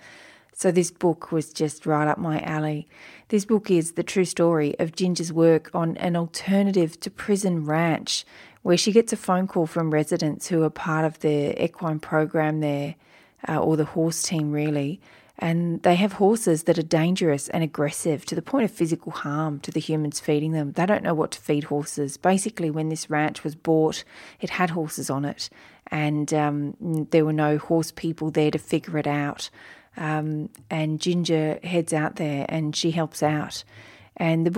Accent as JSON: {"language": "English", "country": "Australia", "accent": "Australian", "said": "my Australian accent"}